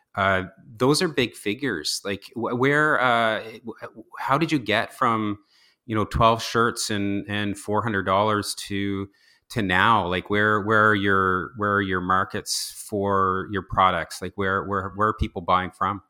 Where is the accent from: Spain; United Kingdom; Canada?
Canada; New Brunswick; also born or lived in Toronto; I was born and raised in Ross, Saint New Brunswick